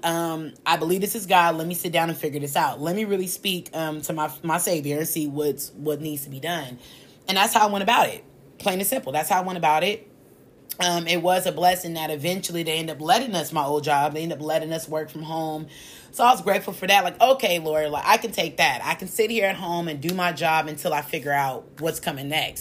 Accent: United States

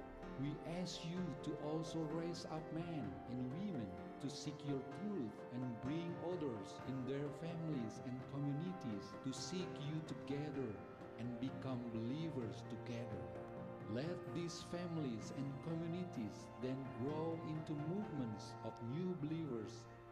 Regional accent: Sunda people, West Java, Indonesia; I am from the Sunda people group in Indonesia. I used to be a Muslim, but today I am a follower of Jesus Christ.

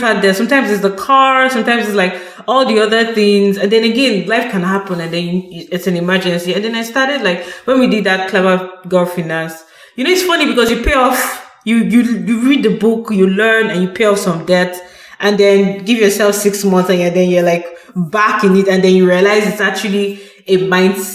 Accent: Nigeria; moved away as an adult; now in Canada; I come from Nigeria where I was brought up

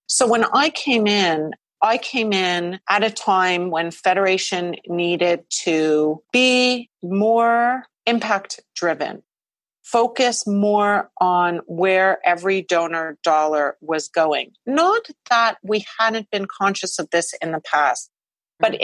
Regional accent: Montreal, Quebec, Canada; the Jewish community, which is where I grew up in Montreal.

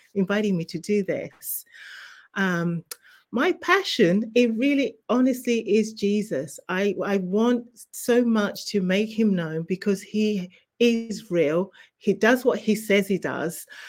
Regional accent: England, United Kingdom; moved away as an adult; also born or lived in Zimbabwe; now in New Jersey, United States; I was actually born in Zimbabwe, and you may be able to tell by my accent, I was raised in England

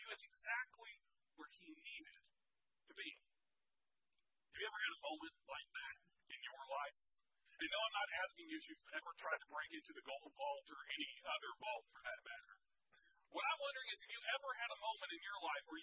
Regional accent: Fort Knox, Kentucky, United States; as a kid who grew up in the shadow of Fort Knox

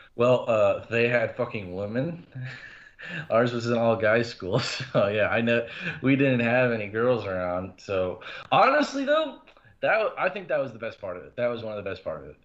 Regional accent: Appleton, Wisconsin, United States; also born or lived in Omaha, Nebraska / Oconomowoc, Wisconsin; I was born in Omaha, Nebraska, but I grew up for the most part of my life in Appleton.

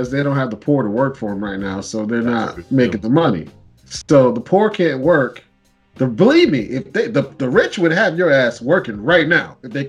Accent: Canada; I, speak French. Yes, I am Canadian.

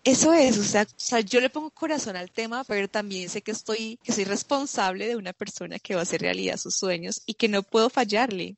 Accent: Fusagasugá, Cundinamarca, Colombia; moved away as an adult; also born or lived in Bogotá / France; soy colombiana, vengo de una ciudad pequeña que se llama Fusagasugá. Eh, allí pasé toda mi, toda mi infancia

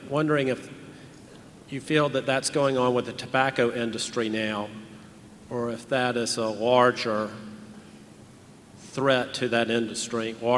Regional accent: Atlanta, Georgia, United States; I'm from Atlanta, Georgia, and I have two questions.

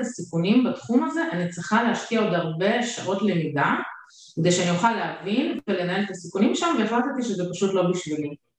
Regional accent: Russia; now in Israel; נולדתי ברוסיה

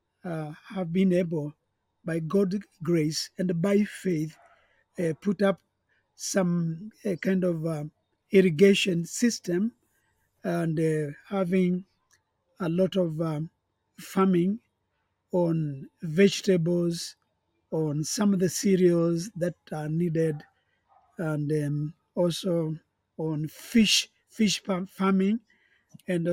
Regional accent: Eastern Province, Kenya; I come from Kenya, and in the eastern province of our country

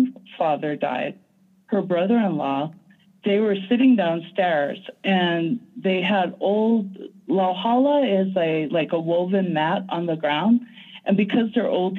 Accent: Hawaii, United States; growing up in Hawaii

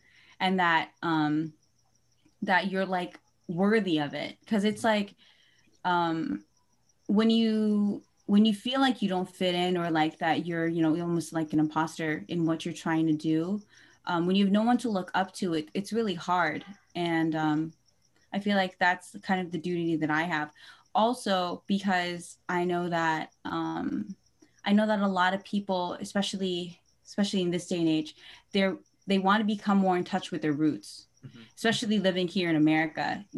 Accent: Philippines; I would say that being Filipino and like especially moving back to the Philippines and then coming back here has really given a depth to what

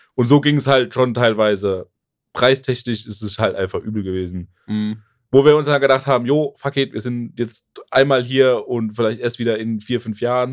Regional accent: Germany; in Deutschland

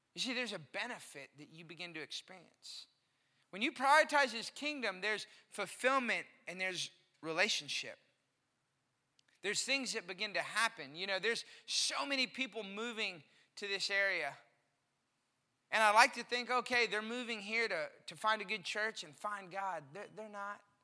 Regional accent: Austin, Texas, United States; now in McKinney, United States; growing up in Austin, Texas

